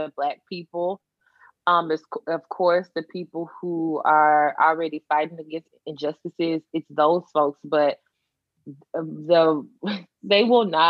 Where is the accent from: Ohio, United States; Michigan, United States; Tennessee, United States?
Tennessee, United States; I'm from Tennessee